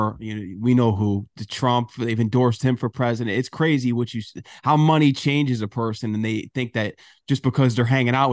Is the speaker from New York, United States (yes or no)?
no; Norwalk, Connecticut, United States; moved away; I'm from Connecticut originally. I grew up in South Norwalk